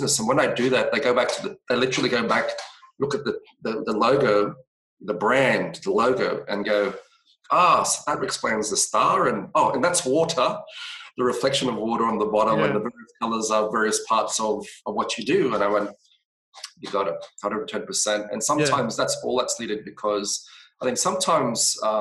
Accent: Australia; we're Australians

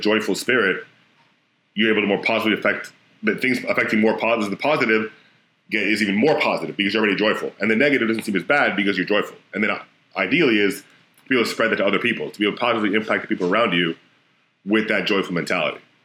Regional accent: Florida, United States; I'm from Florida

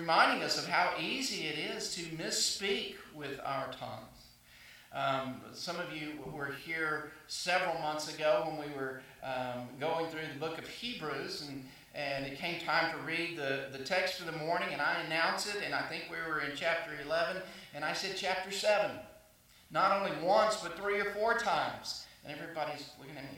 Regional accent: South Arkansas, United States; moved away as an adult; also born or lived in Waxahachie, Texas / South Carolina / Jackson, Mississippi / Florida; now in Texas, United States; I grew up in South Arkansas

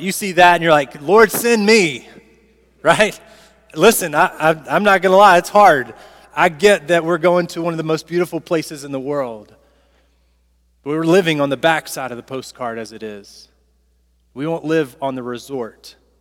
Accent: Southaven, Mississippi, United States; I'm from South Haven, Mississippi

